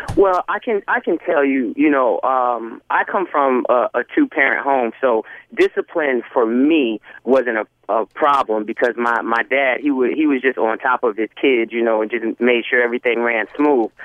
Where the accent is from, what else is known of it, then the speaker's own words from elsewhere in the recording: New York City, New York, United States; I'm from New York City